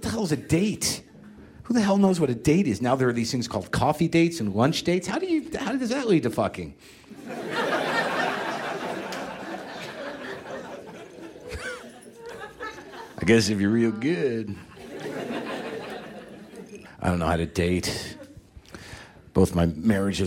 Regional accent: Albuquerque, New Mexico, United States; moved away; I grew up in Albuquerque

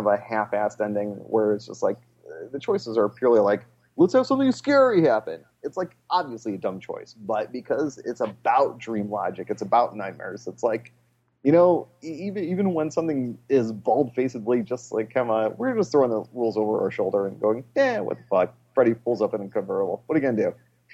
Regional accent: Des Plaines, Illinois, United States; I grew up in Des Plaines, Illinois.

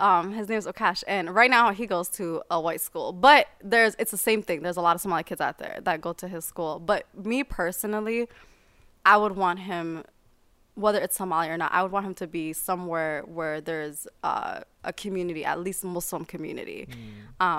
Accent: Eden Prairie, Minnesota, United States; also born or lived in Canada / Cedar-Riverside, Minneapolis; so I would spend my school years mm. um, and weekdays in Eden Prairie. That's mm. where I mm. grew up.

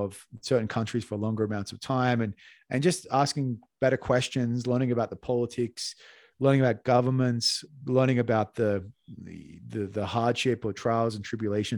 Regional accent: Australia; now in Bogota, Colombia; as an Australian

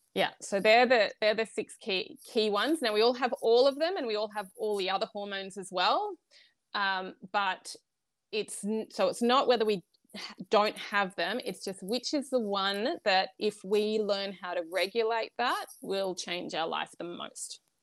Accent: Australia; I'm Australian

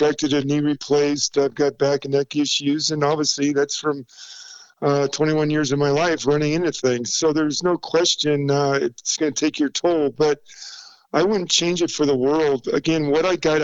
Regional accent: Southern California, United States; moved away as an adult; now in Denver, United States; growing up in Southern California in the late 60s, early 70s

